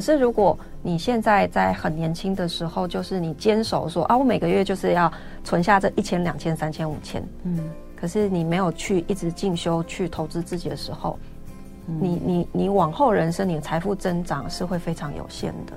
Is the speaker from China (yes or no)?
no; Taichung, Taiwan; moved away; 现在在台中，我其实是台中人，嗯。然后我现在，我，台中我没有买房子，嗯。就是我老家在台中